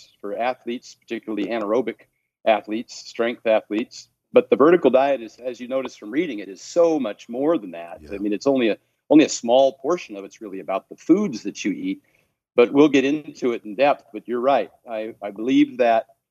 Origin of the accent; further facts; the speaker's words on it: Oregon, United States; also born or lived in Seattle, Washington; now in Henderson, United States; born and raised in Oregon and lived in Seattle for 20 years.